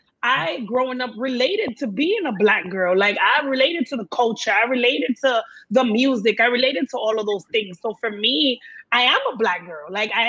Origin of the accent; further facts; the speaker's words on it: Miami Gardens, Florida, United States; I grew up amongst like a bunch of Latinos, but I grew up in Carroll City, right? So a Black ass neighborhood, but I wasn't a Black girl.